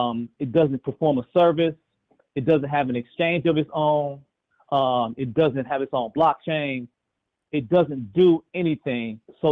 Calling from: Chicago, Illinois, United States; I'm tuning in from Chicago.

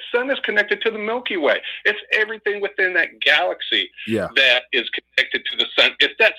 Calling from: Oakland, California, United States; calling from Oakland.

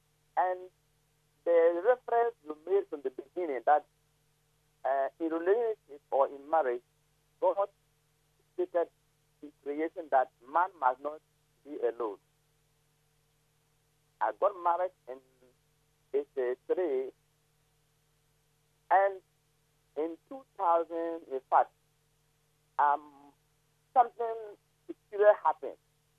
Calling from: Zebilla, Upper East, Ghana; I'm calling from Zebla, Upper East Region.

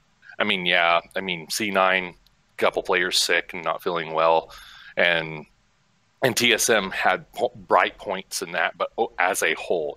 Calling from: Hutchinson, Kansas, United States; Central Kansas, Hutchinson.

